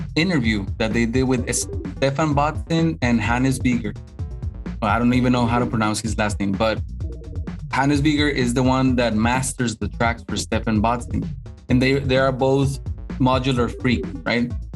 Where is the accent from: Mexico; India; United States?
Mexico; English is a second language; a Mexican guy